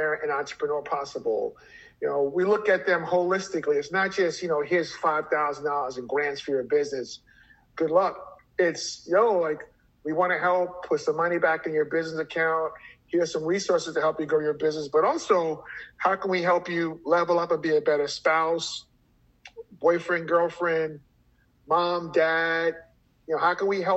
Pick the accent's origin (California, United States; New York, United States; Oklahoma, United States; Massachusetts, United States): New York, United States; New York City; I grew up in Brooklyn, Flatbush